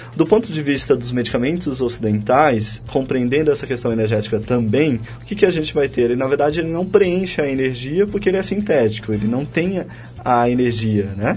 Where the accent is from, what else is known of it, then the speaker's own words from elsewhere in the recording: Piauí, Brazil; Fui criado no Piauí.